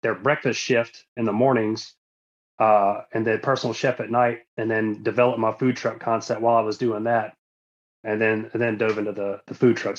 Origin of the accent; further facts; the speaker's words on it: the South, United States; moved away as an adult; also born or lived in South Florida / Charleston, South Carolina; we're from the South